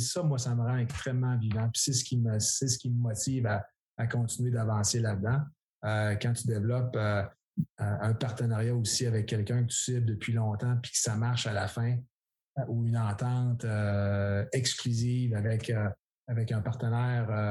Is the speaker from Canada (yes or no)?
yes; Quebec, Canada; c'est le fun d'être de retour euh, chez nous au Québec.